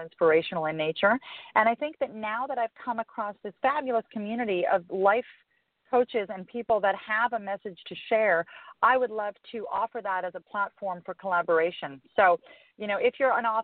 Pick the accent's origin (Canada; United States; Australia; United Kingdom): Canada; Calgary, Alberta; moved away; I'm actually from Calgary originally.